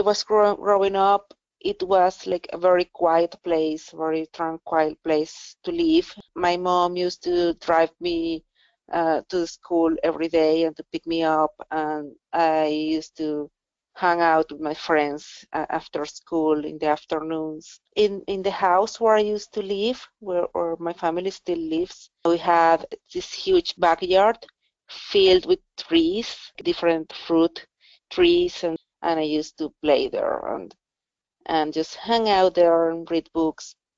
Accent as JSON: {"language": "English", "country": "Venezuela", "tie": "born or raised there", "moved": "as an adult", "said": "I spent my whole life in Venezuela up until January of this year."}